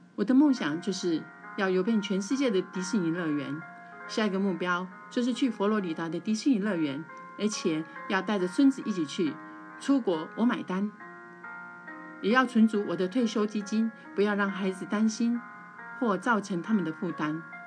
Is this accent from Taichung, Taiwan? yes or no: yes; Taichung, Taiwan; 我来自台湾台中，之前从事补教事业